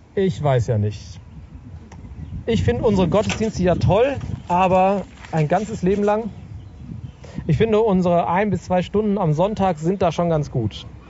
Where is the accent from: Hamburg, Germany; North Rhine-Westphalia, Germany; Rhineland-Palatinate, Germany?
North Rhine-Westphalia, Germany; Sauerland; im Sauerland, wo ich aufgewachsen bin